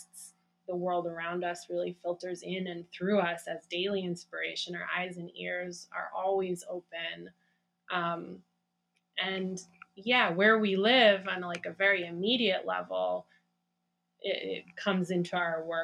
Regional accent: Great Lakes, United States; moved away as an adult; also born or lived in Cascadia bioregion; now in Cascadia, United States; we grew up in the Great Lakes region, and we moved 10 years ago to the Cascadia bioregion

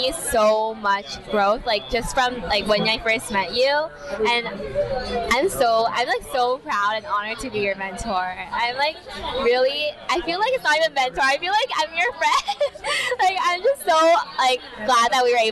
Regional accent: Los Angeles, California, United States; now in Philadelphia, United States; I am from Los Angeles, California.

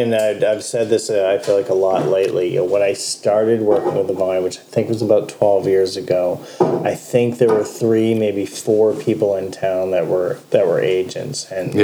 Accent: London, Ontario, Canada; also born or lived in Toronto; now in Waterloo, Canada; I'm from London originally. Spent the better part of a decade in Toronto.

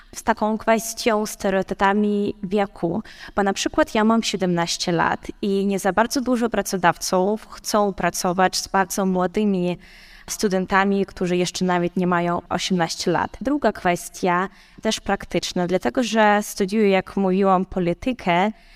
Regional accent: Ukraine; now in Kraków, Poland; jestem z Ukrainy

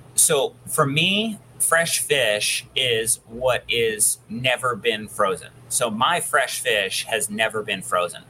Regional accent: Sandpoint, Idaho, United States; my hometown in Sandpoint, which is northern Idaho

